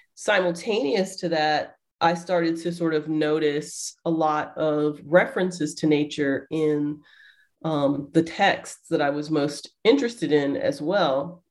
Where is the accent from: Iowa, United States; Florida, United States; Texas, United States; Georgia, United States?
Georgia, United States; Atlanta; moved away as an adult; also born or lived in Riverside, California; now in Ohio, United States; I'm from the South. Uh, originally, I was born and raised uh, in Atlanta, Georgia.